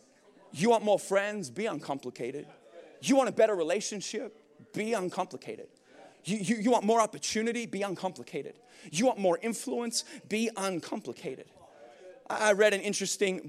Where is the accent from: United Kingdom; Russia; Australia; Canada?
Australia; moved away; I'm from Australia.